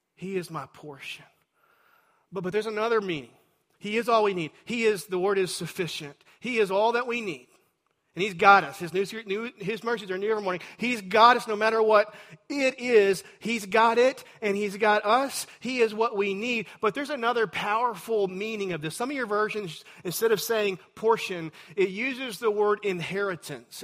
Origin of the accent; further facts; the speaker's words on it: Texas, United States; I'm a Texan